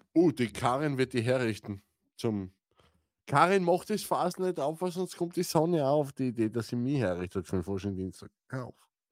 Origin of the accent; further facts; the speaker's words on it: Styria, Austria; ich bin ein Steirer